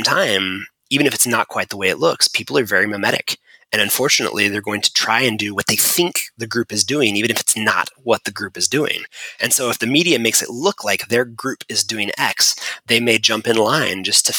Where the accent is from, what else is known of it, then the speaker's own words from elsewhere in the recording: United States; we're from America